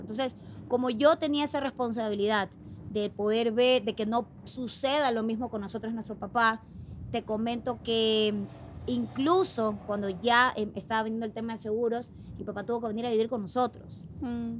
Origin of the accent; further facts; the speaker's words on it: Guayaquil, Guayas, Ecuador; Yo soy de Guayaquil y estoy acostumbrada al calor